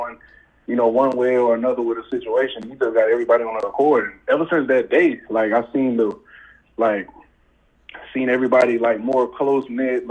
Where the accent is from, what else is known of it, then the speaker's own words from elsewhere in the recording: Pensacola, Florida, United States; I'm from Pensacola, Florida